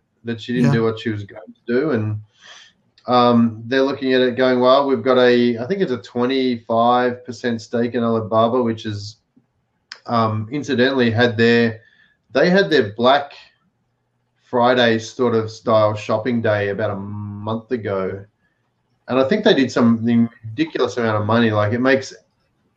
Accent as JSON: {"language": "English", "region": "Victoria", "country": "Australia", "tie": "born or raised there", "said": "in my hometown, in my home state in Australia, Victoria"}